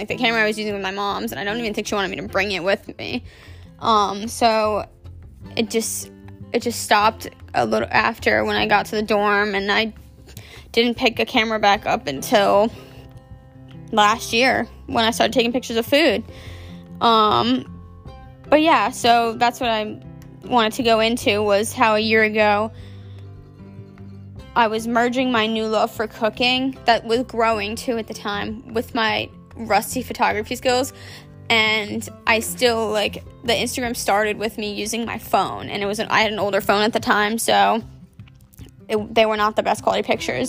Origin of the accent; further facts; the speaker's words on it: Maryland, United States; also born or lived in Delaware; I'm from Maryland, born and raised. I've lived there my whole life